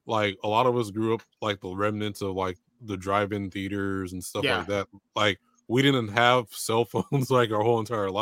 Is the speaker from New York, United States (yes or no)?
no; San Diego, California, United States; moved away; I'm from San Diego originally